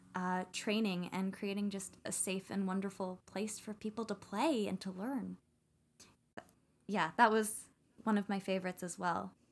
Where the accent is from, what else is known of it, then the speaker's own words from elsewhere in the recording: Canada; I'm Canadian